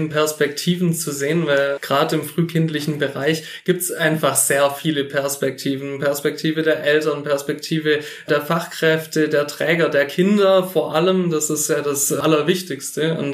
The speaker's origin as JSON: {"language": "German", "town": "Filderstadt", "region": "Baden-Württemberg", "country": "Germany", "said": "Ich komme aus Filderstadt. Das ist der Wahlkreis Nürtingen. Und ich bin 31 Jahre alt"}